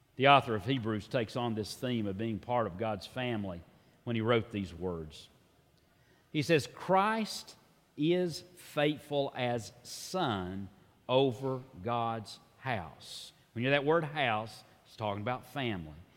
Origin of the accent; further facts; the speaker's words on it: Tennessee, United States; like many Tennesseans